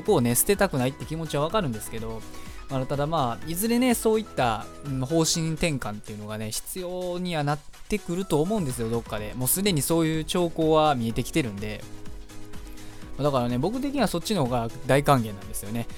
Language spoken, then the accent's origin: Japanese; Osaka, Japan; moved away; 僕の地元、まあ、もともと僕地元大阪なんですけど